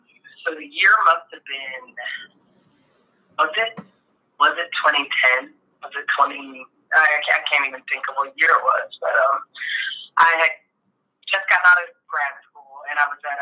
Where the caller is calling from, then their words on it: Euclid, Ohio, United States; I am in Euclid, Ohio, here in the middle of the heartland. So I'm in Ohio.